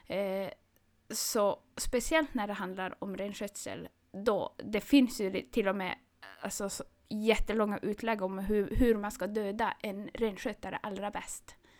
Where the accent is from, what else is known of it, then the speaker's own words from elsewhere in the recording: Karesuando, Norrbotten County, Sweden; first language Northern Sami; Swedish is a second language; moved away as an adult; now in Östersund, Sweden; jag är uppvuxen i Karesuando